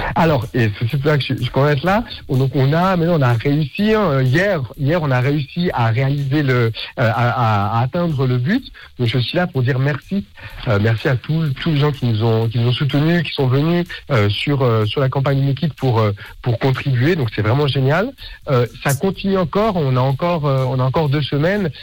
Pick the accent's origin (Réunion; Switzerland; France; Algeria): Switzerland; Geneva; moved away as an adult; now in Basel, Switzerland; je suis de Genève. J'ai grandi à Genève et maintenant j'habite à Bâle